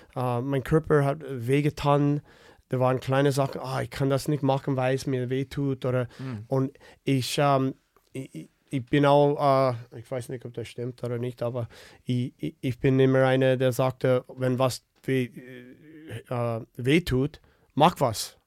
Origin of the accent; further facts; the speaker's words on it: Winnipeg, Manitoba, Canada; German is a second language; moved away as an adult; now in Germany; ich komme aus Winnipeg, wo äh, wir haben viel Möglichkeit dort äh, draußen äh, Schlittschuh zu laufen und zu spielen